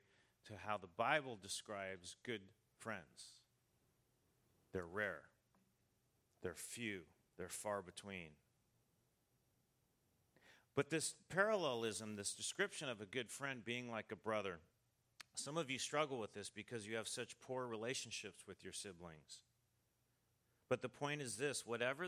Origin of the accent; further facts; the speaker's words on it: United States; I'm from the United States